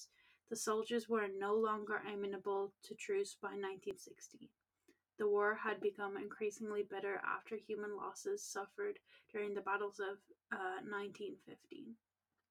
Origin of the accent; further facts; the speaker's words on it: Ireland; we're Irish